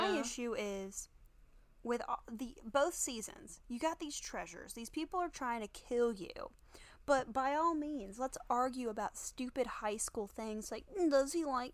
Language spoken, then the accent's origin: English; Carolina Beach, North Carolina, United States; moved away; I am from Wilmington, North Carolina. Well, technically Carolina Beach.